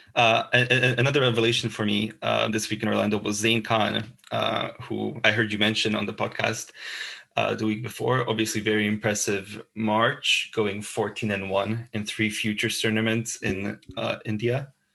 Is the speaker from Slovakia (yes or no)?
yes; Bratislava, Bratislava Region, Slovakia; moved away as an adult; now in Glasgow, United Kingdom; I'm from Bratislava, Slovakia. I'm currently studying journalism uh, at the Glasgow Caledonian